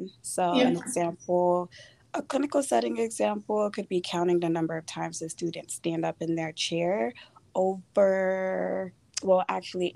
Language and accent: English; Fort Lauderdale, Florida, United States; now in Florida Panhandle, United States; I am from Fort Lauderdale, Florida